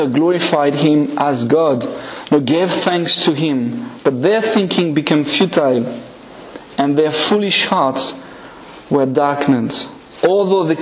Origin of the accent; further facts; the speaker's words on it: France; English is a second language; now in Scotland, United Kingdom; I'm not a product of Scotland, but of France. So that's why my accent is maybe